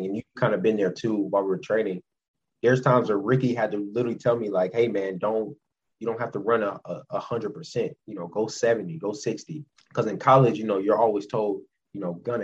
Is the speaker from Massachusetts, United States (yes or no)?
no; Florida, United States; moved away; I grew up in Florida, so I was a Gator fan